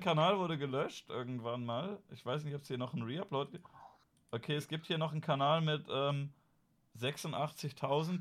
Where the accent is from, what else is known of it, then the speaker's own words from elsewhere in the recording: Germany; wir sind da als Deutsche